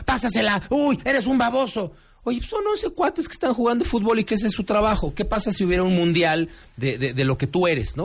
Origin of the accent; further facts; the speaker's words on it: Mexico; como mexicano puntual